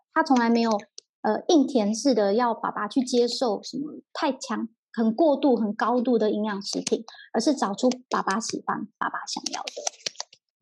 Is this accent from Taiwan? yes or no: yes; Taiwan; 我们台湾人就真的没吃那么甜啦